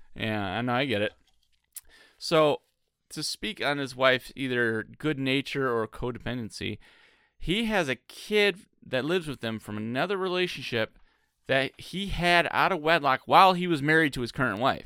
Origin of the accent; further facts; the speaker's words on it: Michigan, United States; now in Cincinnati, United States; I'm from Michigan.